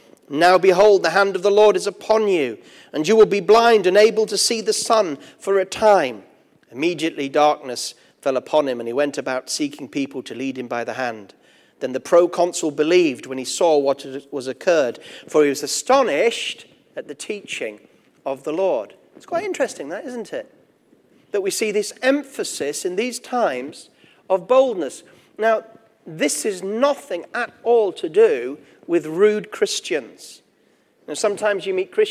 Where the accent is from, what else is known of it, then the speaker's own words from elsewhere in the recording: Gateshead, North East England, United Kingdom; accent: Geordie; also born or lived in Durham; I was born in Gateshead myself. I'm a Geordie